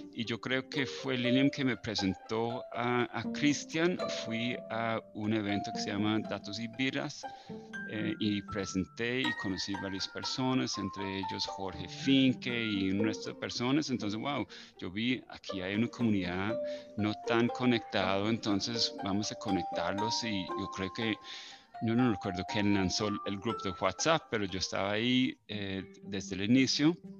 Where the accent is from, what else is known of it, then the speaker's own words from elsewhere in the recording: Ireland; now in Cali, Colombia; yo soy el único irlandés en Cali